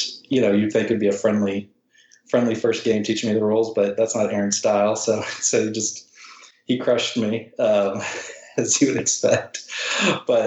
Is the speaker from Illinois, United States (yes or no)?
yes; Chicago, Illinois, United States; also born or lived in Texas; now in Dallas–Fort Worth, United States; I live in right in between Dallas and Fort Worth in Texas. I grew up in Chicago, so I'm not a native Texan